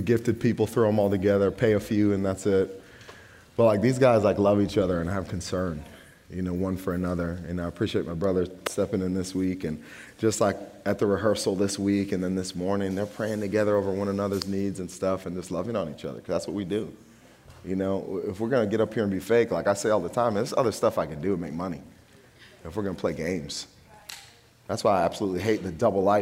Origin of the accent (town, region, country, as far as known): United States